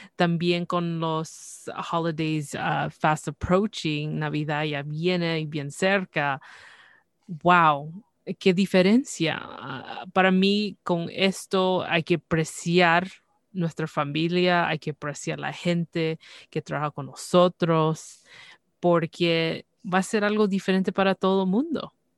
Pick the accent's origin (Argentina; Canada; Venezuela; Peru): Canada; yo nací aquí en Canadá, pero eh, desde pequeña siempre era el español